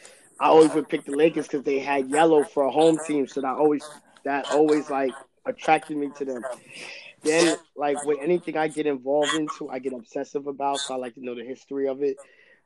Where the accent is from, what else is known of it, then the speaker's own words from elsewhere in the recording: Queens, New York, United States; Not necessarily. I'm almost New York everything.